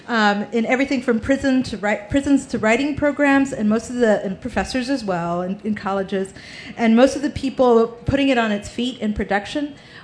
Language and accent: English; Texas, United States; we're from Texas